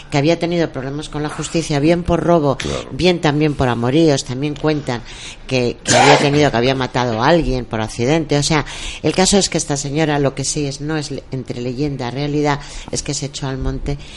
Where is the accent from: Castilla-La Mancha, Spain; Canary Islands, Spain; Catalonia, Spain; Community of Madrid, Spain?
Castilla-La Mancha, Spain; Mora; de mi tierra Mora